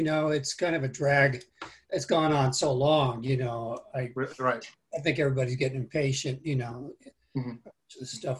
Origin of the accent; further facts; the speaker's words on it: Cleveland, Ohio, United States; born there; I was born in Cleveland, Ohio, though. I was an Army brat, you know, or Navy Coast Guard brat.